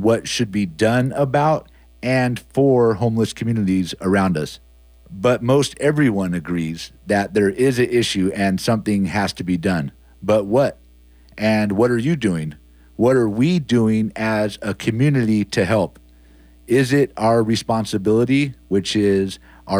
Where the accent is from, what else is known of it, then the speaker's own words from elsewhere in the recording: Antioch, California, United States; Antioch, my hometown. And, you know, Antioch is a beautiful, beautiful place to live. I've lived here my entire life